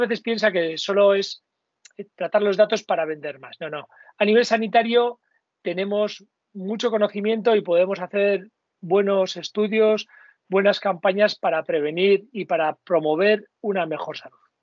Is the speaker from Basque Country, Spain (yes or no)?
yes; Basque Country, Spain; como buen vasco